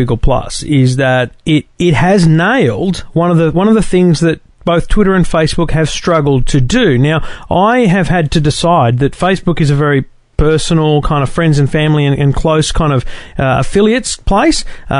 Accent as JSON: {"language": "English", "region": "Queensland", "country": "Australia", "said": "I'm a Queenslander"}